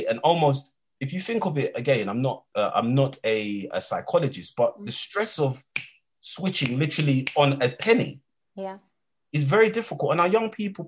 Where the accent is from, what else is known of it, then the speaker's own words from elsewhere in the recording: London, United Kingdom; When I was 14 years of age, and I'm from East London